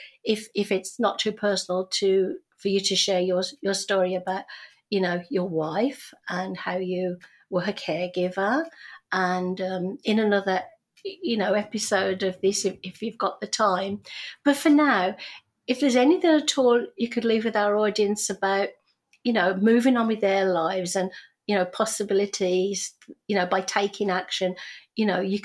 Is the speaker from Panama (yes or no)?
no; United Kingdom; moved away as an adult; now in Canada; we didn't have peanut butter sandwiches because we're British